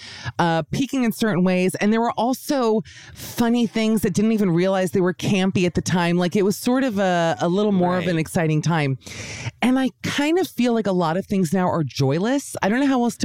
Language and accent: English; United States